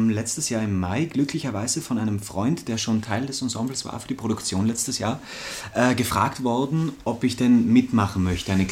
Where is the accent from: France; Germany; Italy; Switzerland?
Italy; South Tyrol; now in Vienna, Austria; Aus Südtirol.